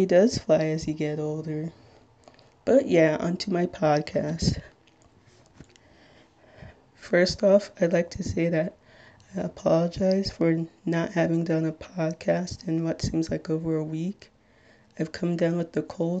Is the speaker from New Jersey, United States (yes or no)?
yes; Little Ferry, New Jersey, United States; I'm 22 years old and I'm from Little Ferry, New Jersey